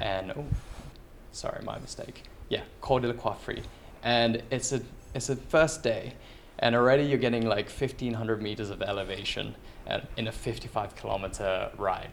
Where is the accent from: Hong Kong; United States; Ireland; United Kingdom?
United Kingdom; London; moved away as an adult; also born or lived in Philippines; now in France; originally from the Philippines, grew up for most of my life twenty years in London, and now anywhere in Europe, so I'm a resident of France